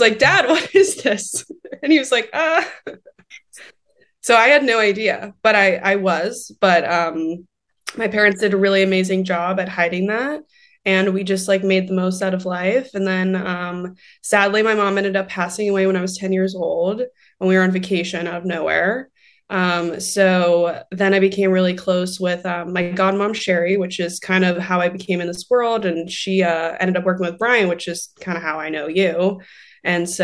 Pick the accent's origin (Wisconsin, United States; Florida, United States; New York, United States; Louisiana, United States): Florida, United States; Port St. Lucie; now in Los Angeles, United States; I grew up in Florida. I grew up in Port St. Lucie and not like the best area